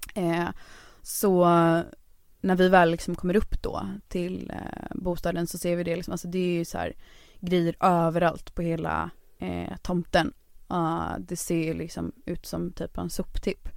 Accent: Kungsbacka, Halland County, Sweden; moved away; also born or lived in Onsala / Stockholm; i Kungsbacka där jag växte upp

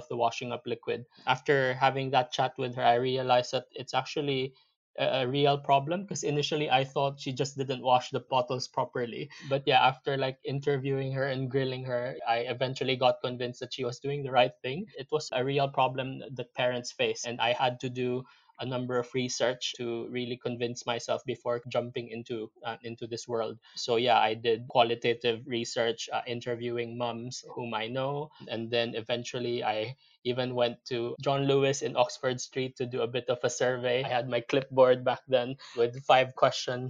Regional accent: Philippines; moved away as an adult; now in United Kingdom; I'm originally from the Philippines. I moved to the UK back in 2006 to basically join Unilever here in the UK

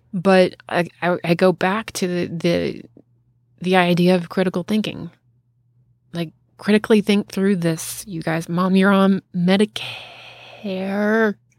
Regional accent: the South, United States; accent: southern; I really just am just talking like a southerner right now

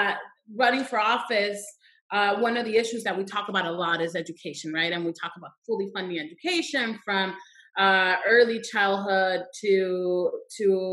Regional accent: Douglas, Arizona, United States; moved away; also born or lived in Agua Prieta, Mexico; I am originally from Southern Arizona, from Douglas and Agua Prieta. That's the border. And immigration was very normal in my hometown

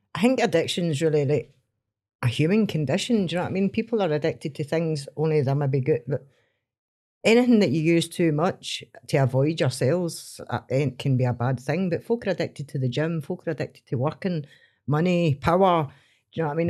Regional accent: Stranraer, Scotland, United Kingdom; I grew up in Stream Ross, so it was farm jobs, factory jobs, and jobs on the boat

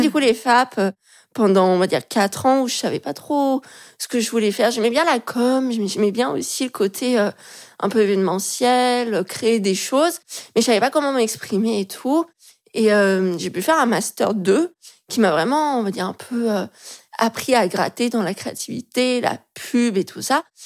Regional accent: Lyon, Auvergne-Rhône-Alpes, France; now in Paris, France; je suis de Lyon

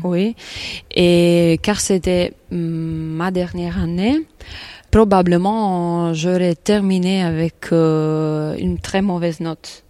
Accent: a village near Naples, Campania, Italy; French is a second language; moved away; je suis italienne. Je viens d'un village près de Naples.

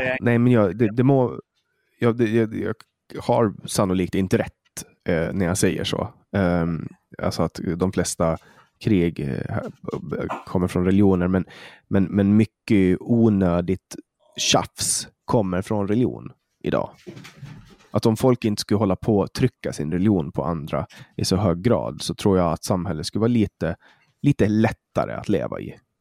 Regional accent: Åland Islands; also born or lived in Stockholm; jag kommer från Åland

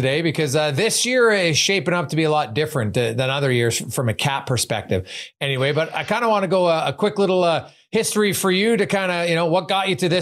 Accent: Canada; where I was born in Canada, in my place to my family

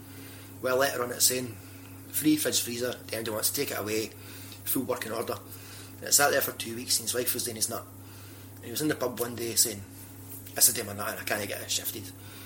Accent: Sauchie, Scotland, United Kingdom; moved away as an adult; also born or lived in Alloa; now in Glasgow, United Kingdom; Where I grew up in Alloa and Sauchie, it's a rough place

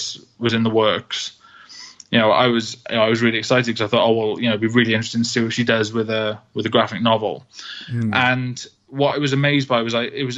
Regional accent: Wales, United Kingdom; also born or lived in Manchester; You know, I am Welsh. Mm-hmm. I have lived in Wales forever. You know, I went to Manchester for a few years and then I came straight back.

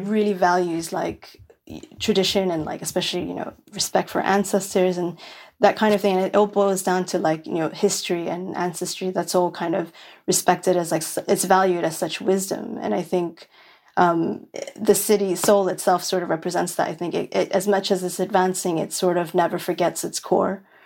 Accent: New York City, New York, United States; moved away; I grew up in Williamsburg, which is the hipsterest of, of the, of Brooklyn

